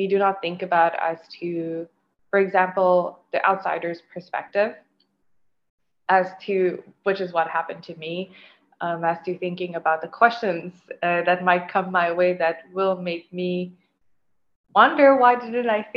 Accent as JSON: {"language": "English", "country": "Mauritius", "tie": "born or raised there", "also_born_or_lived": "Fredericton, Canada", "moved": "as an adult", "said": "growing up in Mauritius, I was aware of my South Asian or Indian heritage."}